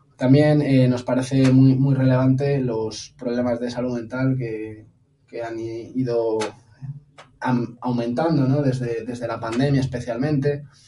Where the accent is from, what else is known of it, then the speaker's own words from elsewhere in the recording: Las Rozas, Community of Madrid, Spain; also born or lived in United States; me afilié a unas generaciones en Las Rozas para estar en mi pueblo